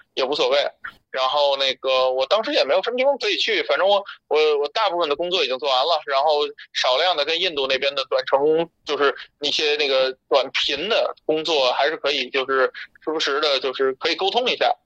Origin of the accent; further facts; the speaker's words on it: northern China, China; moved away; also born or lived in India; 我是北方人，但我南方那边有个房子